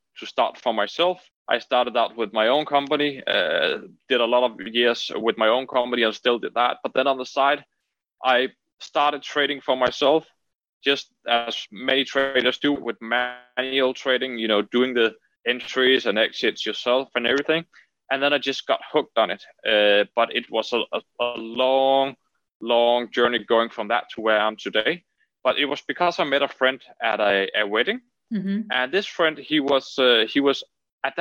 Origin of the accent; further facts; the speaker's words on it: Denmark; I'm originally from Denmark. So I'm Danish and I've born and raised here